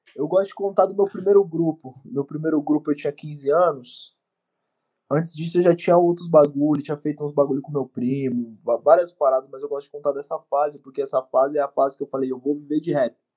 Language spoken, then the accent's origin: Portuguese; Osasco, São Paulo, Brazil; also born or lived in Bauru, São Paulo; Eu sou original de Osasco. Nasci em Osasco, morei uma parte da minha vida também no interior de São Paulo, numa cidade chamada Bauru